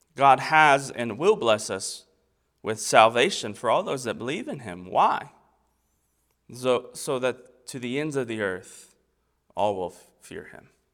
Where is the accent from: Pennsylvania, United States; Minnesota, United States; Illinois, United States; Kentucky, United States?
Kentucky, United States; Versailles; also born or lived in Florida; now in East Tennessee, United States; So, I was born in Florida. Um, I grew up in Kentucky. I'm raising my family in East Tennessee